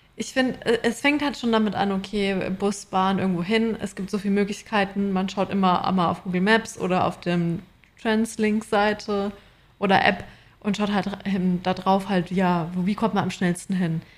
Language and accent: German; Germany; moved away as an adult; now in Australia; bei uns in Deutschland